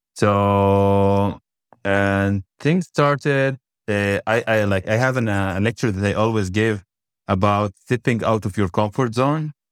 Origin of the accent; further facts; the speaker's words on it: Shefa-'Amr, Northern District, Israel; I born and raised in Shafamir